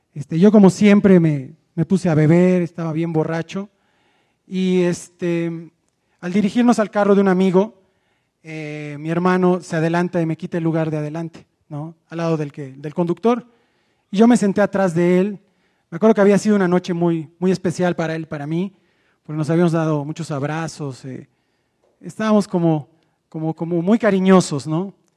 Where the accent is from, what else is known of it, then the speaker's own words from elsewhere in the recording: Mérida, Yucatán, Mexico; moved away; also born or lived in Mexico City; yo vengo de la ciudad de Mérida, Yucatán y vengo de un hogar destrozado